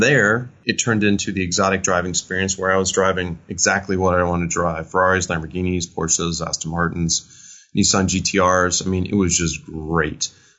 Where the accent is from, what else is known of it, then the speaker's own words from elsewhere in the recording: Italy; born there; Well, I was born in Italy. My dad was in the Navy, and I just have this affinity for everything Italian.